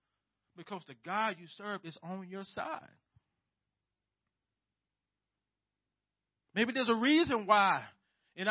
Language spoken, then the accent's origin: English; United States; as American Christians